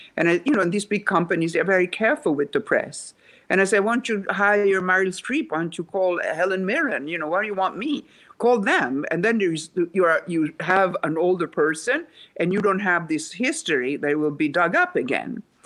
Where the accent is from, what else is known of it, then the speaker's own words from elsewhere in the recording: Rome, Lazio, Italy; English is a second language; moved away as an adult; now in United States; I was born in Rome, Italy